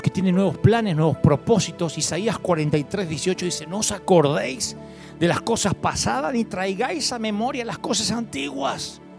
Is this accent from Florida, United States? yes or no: no; Kansas, United States; born there; Porque yo también nací en Kansas y sin recursos.